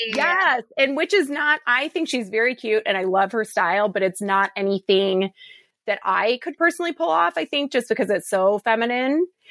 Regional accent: Detroit, Michigan, United States; also born or lived in Chicago, Illinois; now in Austin, United States; I just moved to Austin from Chicago, and I'm originally from Detroit

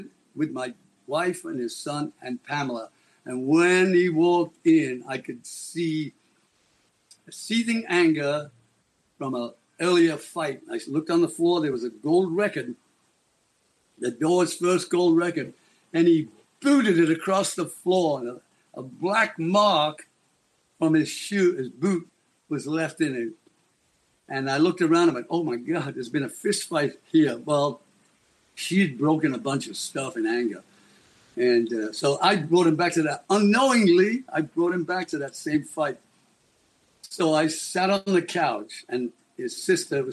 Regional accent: Liverpool, North West England, United Kingdom; I'm a kid from Liverpool

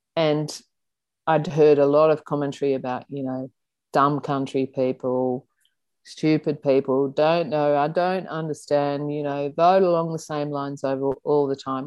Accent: Sydney, New South Wales, Australia; also born or lived in Belrose, Sydney; In the early years, I grew up in Coogee. I was born in Waverley Hospital

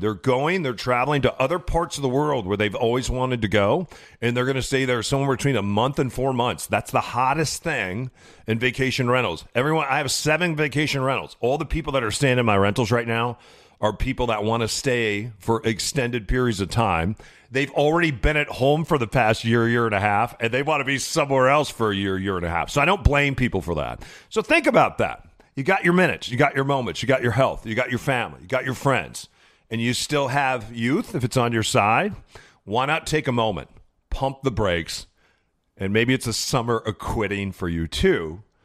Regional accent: Midwest, United States; Growing up in the Midwest, uh, you know, my grandma was what they would call a secretary then

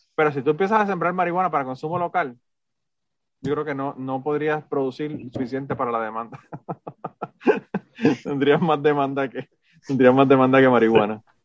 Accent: Puerto Rico; moved away as an adult; sé que soy puertorriqueño, estoy orgulloso de haber nacido en Puerto Rico

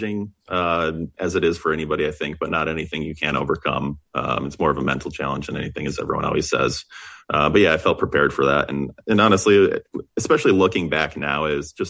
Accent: Ann Arbor, Michigan, United States; I grew up in Ann Arbor, Michigan

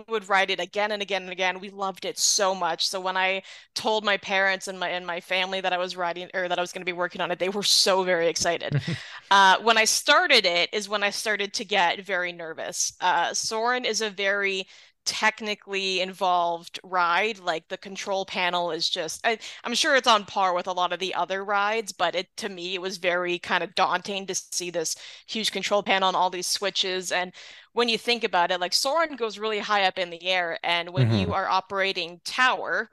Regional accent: Southern Ontario, Canada; I'm from Southern Ontario

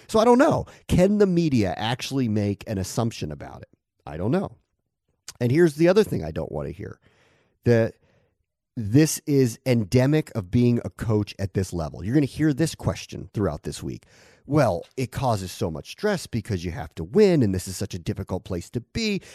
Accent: Silver Spring, Maryland, United States; now in Connecticut, United States; I call myself a DC native. I'm from Silver Spring

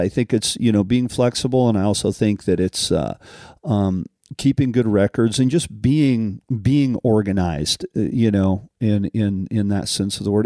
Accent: Colorado, United States; growing up in Colorado

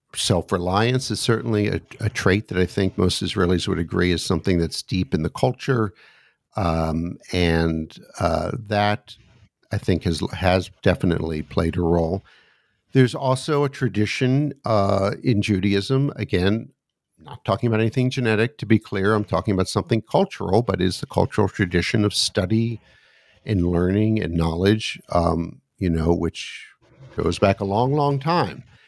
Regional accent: United States; also born or lived in suburb of Washington, D.C.; as an American sitting here looking out my window in the suburb of Washington, D.C.

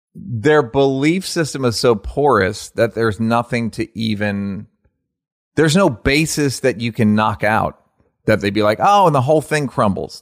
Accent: Los Angeles, California, United States; I'm really from L

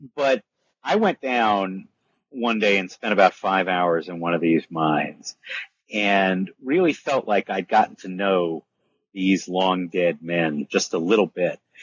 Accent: United States; I'm American

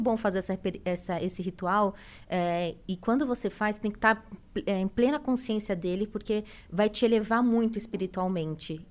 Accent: São Paulo, Brazil; moved away as an adult; now in Santa Catarina, Brazil; eu nasci em São Paulo, eu sou paulista, me casei com meu marido, que ele mora lá em Santa Catarina, e fui para lá.

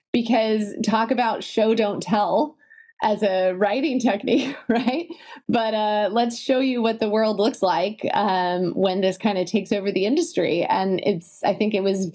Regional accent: Italy; now in United States; I grew up in Italy, half here and half in the States.

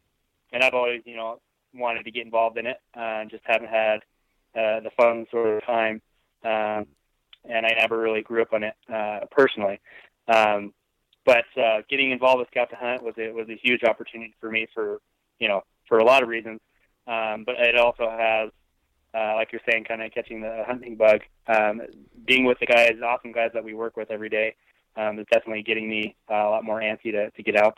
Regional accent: Boise, Idaho, United States; So personally for me, I'm actually from Boise, Idaho. So I'm a native Idahoan, which kind of helped get me into this in terms of my love for the outdoors, just kind of in my blood.

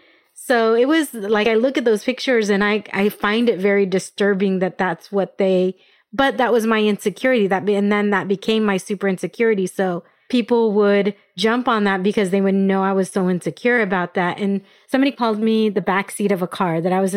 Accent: Escondido, California, United States; also born or lived in Albuquerque; I grew up in Escondido, which is North County, San Diego

